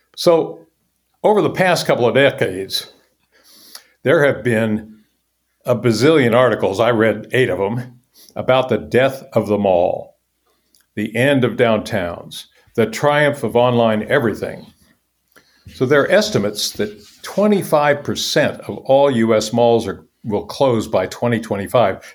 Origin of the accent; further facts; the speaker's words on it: Topeka, Kansas, United States; I grew up in Topeka, Kansas, mid-sized city